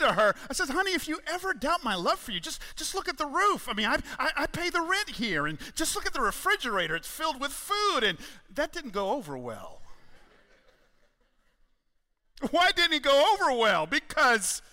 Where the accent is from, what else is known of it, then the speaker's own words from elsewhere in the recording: Atlanta, Georgia, United States; I'm a Southerner. I grew up in Atlanta.